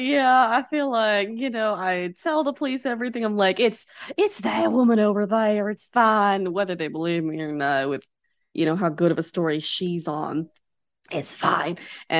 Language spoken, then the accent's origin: English; Canada; right. I'm from Canada.